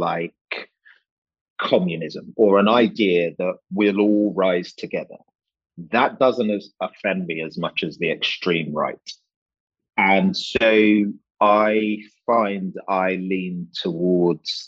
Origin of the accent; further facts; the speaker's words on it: London, United Kingdom; accent: drama school affected, university affected, Fulham affected, Hammersmith affected; I was born here, which is the UK, in Hammersmith Hospital, Fulham boy